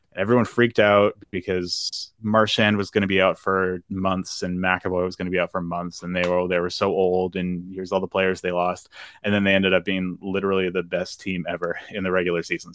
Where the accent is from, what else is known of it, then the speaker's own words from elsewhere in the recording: Halifax, Nova Scotia, Canada; the pride of Halifax, Nova Scotia, my hometown